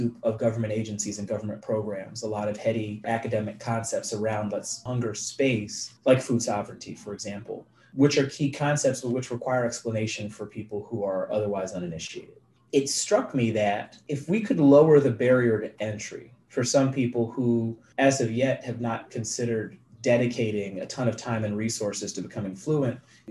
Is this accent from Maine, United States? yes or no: no; Philadelphia, Pennsylvania, United States; I grew up in West Philadelphia